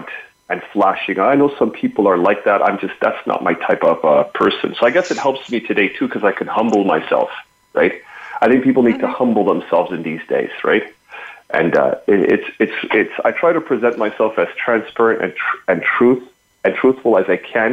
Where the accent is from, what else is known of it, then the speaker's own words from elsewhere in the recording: Montreal, Quebec, Canada; I'm from Montreal